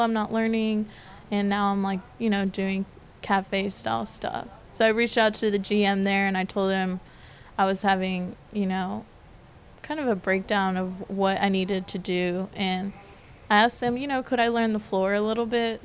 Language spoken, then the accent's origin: English; Decatur, Georgia, United States; also born or lived in Denver, Colorado / Canton, Georgia; So my family moved us to Decatur, to the city